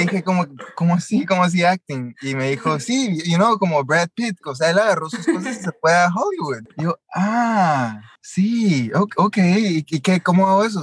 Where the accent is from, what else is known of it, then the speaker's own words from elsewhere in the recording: Guatemala; moved away as an adult; also born or lived in Los Angeles; yo nací y crecí en Guatemala